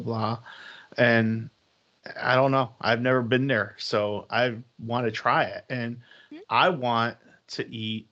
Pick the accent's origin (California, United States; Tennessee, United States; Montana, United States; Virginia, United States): Virginia, United States; Northern; I grew up in Northern Virginia